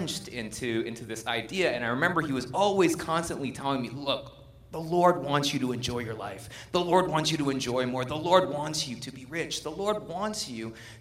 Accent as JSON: {"language": "English", "country": "United States", "said": "we're American"}